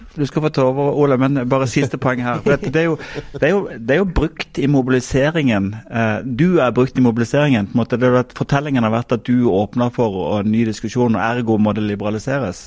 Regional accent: Sørlandet, Southern Norway, Norway; jeg kommer fra Sørlandet

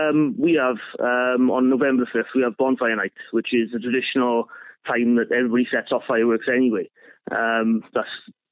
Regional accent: South Wales Valleys, United Kingdom; I'm from the South Wales Valleys, up in the more deprived part of South Wales.

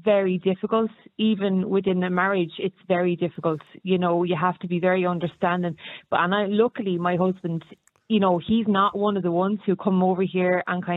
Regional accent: Ireland; as Irish immigrants

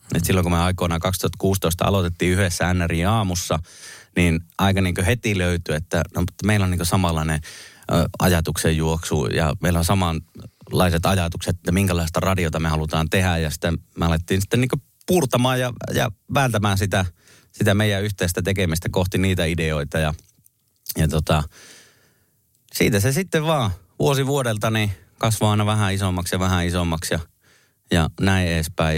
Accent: Kemi, Lapland, Finland; moved away; vaikka mä en ole Kemissä syntynyt, niin siellä olen kuitenkin koko on nuoruuteni ja alkuvuoteni viettänyt

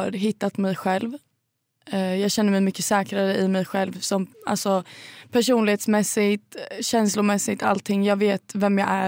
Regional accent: Linköping, Östergötland, Sweden; Ja, jag kommer från Linköping egentligen.

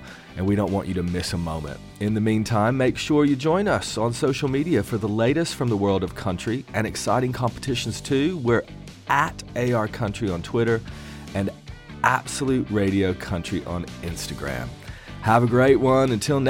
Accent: Bristol, Tennessee, United States; I'm from Bristol in Tennessee.

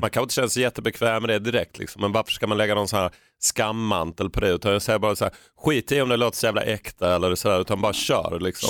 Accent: Skåne, Sweden; vi var från Skåne

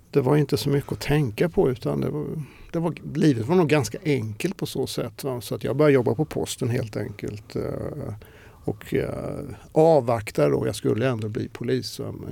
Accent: Småland, Sweden; Ja, ja alltså eh, Imre Lönnebergaland.

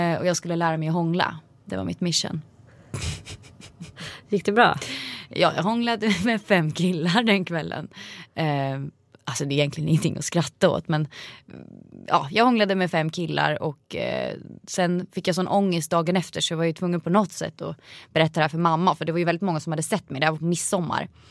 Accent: Vingåker, Södermanland, Sweden; Vingåker där jag kommer ifrån

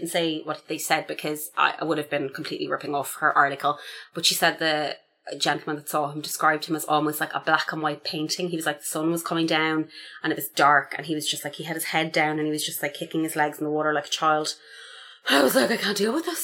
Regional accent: Ireland; I'm Irish

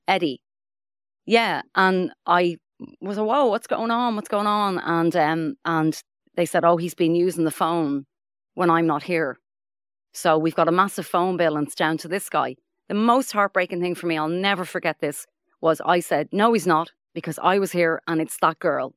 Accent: Dublin, Leinster, Ireland; I'm from Finglas

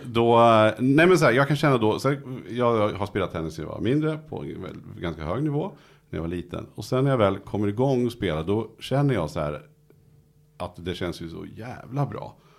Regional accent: Nyköping, Södermanland, Sweden; jag kommer från Nyköping

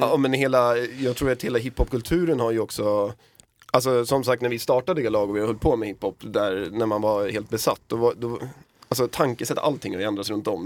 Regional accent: Södertälje, Stockholm County, Sweden; där vi kommer ifrån, då, Södertälje

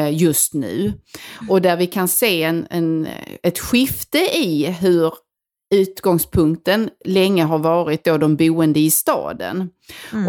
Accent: Helsingborg, Skåne, Sweden; accent: Helsingborg; moved away; där jag kommer ifrån, som jag berättade mycket om i det här landsbygdsavsnittet, som verkligen, verkligen är på landet

